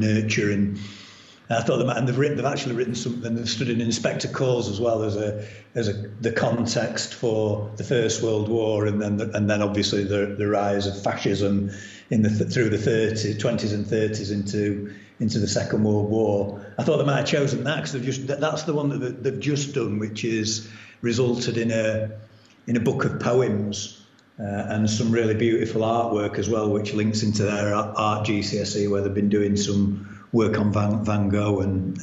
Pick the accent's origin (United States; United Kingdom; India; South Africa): United Kingdom; Doncaster, Yorkshire and the Humber; I was born in Doncaster um, and raised in Doncaster, and I went to school in Doncaster. I now live in Doncaster